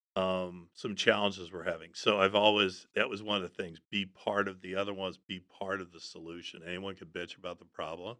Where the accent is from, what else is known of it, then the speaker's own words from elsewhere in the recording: outside of Aspen, Colorado, United States; I grew up outside of Aspen